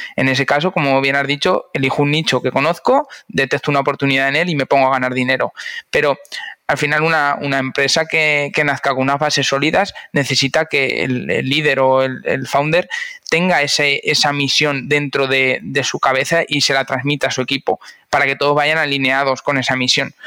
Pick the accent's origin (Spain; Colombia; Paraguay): Spain; Cuenca, Castilla-La Mancha; moved away as an adult; now in Valencia, Spain; yo nací en Cuenca y muy digitalizado no estaba hasta que no llegué a Valencia